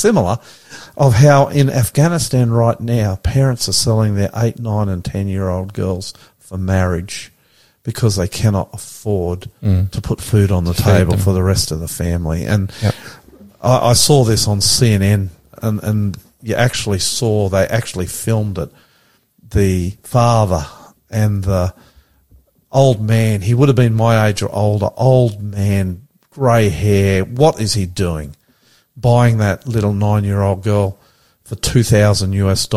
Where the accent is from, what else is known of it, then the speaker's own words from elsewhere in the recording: Australia; I'm an Aussie